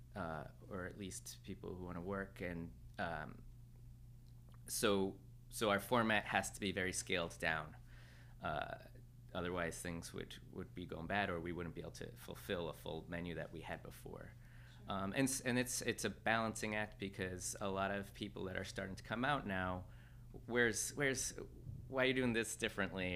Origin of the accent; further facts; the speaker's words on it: Mexico; moved away; I grew up in Mexico I was born there and raised there